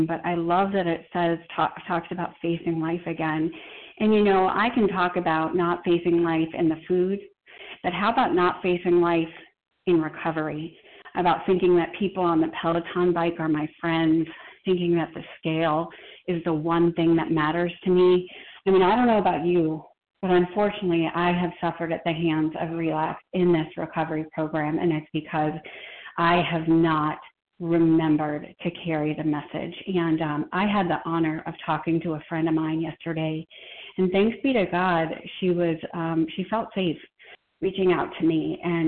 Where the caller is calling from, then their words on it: Boston, Massachusetts, United States; I'm a compulsive eater in Boston, Mass.